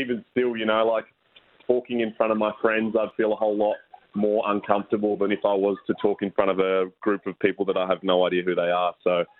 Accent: Port Lincoln, South Australia, Australia; Well, I grew up in Port Lincoln, actually, so tuna fishing's a big thing over there.

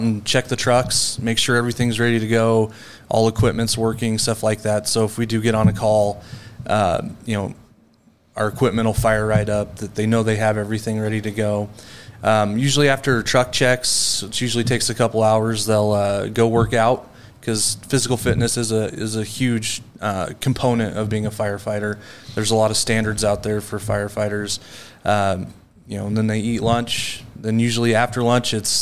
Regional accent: Glenns Ferry, Idaho, United States; moved away; Born and raised in Idaho

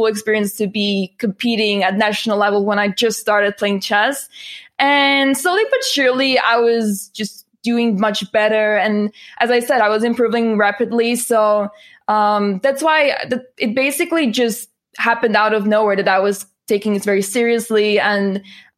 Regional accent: Netherlands; I'm from the Netherlands

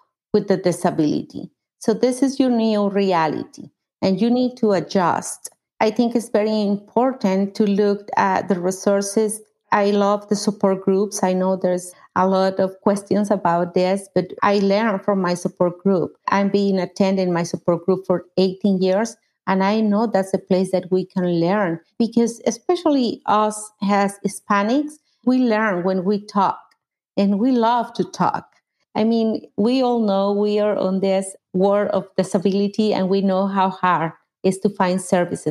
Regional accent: Mexico; English is a second language; moved away as an adult; now in United States; I was born in Mexico, and I moved to the United States 26 years ago.

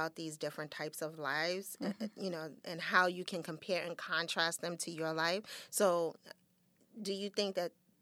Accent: New York City, New York, United States; a black girl in, growing up in Brooklyn and Coney Island in the projects

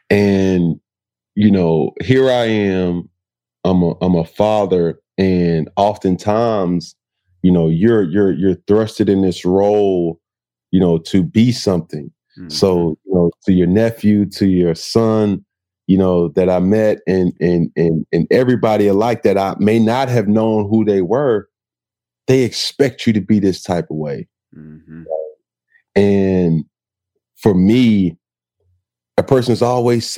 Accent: College Park, Georgia, United States; moved away as an adult; also born or lived in Riverdale, Georgia / Florida / Auburn, Alabama / Carolina; I'm from Atlanta, Georgia, College Park, Georgia.

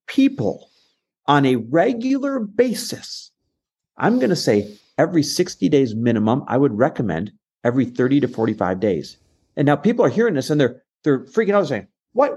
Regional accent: Green Bay, Wisconsin, United States; also born or lived in Los Angeles, California / Arizona; now in Newport Beach, United States; our lake house is in Green Bay, Wisconsin. And I grew up here

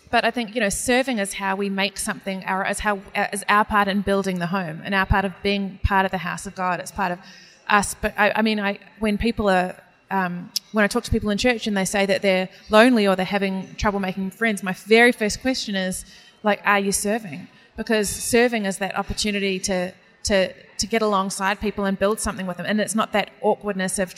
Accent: New Zealand; accent: New Zealand; me trying to pronounce names of Italian pasta in a New Zealand accent.

